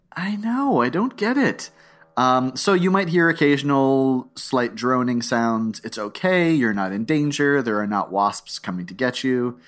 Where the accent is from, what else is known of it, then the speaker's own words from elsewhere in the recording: South Florida, United States; I'm from South Florida